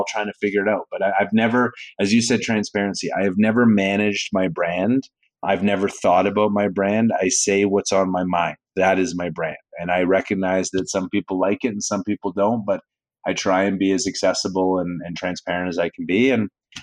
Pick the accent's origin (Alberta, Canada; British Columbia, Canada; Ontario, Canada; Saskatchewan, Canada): Alberta, Canada; Calgary; born or raised there; also born or lived in New York